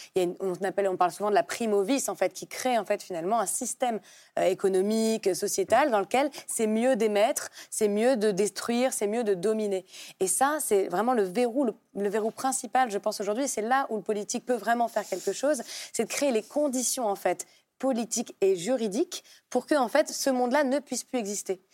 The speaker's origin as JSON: {"language": "French", "town": "Paris", "region": "Île-de-France", "country": "France", "tie": "born or raised there", "said": "je suis née à Paris, j'ai grandi à Paris"}